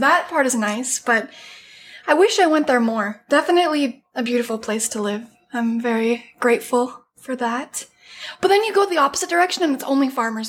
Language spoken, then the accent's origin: English; Calgary, Alberta, Canada; More specifically, I'm from Calgary, Alberta in Canada.